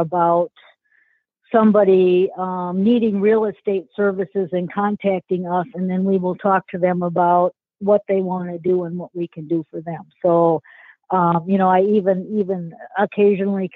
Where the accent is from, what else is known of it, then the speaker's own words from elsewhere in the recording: St. Paul, Minnesota, United States; it was a great place to grow up